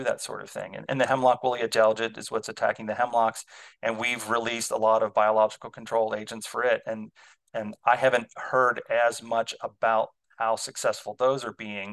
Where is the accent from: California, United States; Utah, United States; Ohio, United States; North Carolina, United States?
Ohio, United States; now in Illinois, United States; I grew up in Ohio